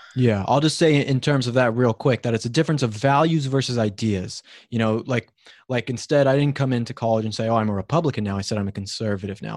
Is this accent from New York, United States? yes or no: no; Colorado, United States; moved away; I'm from Colorado, actually, so I'm not a California native myself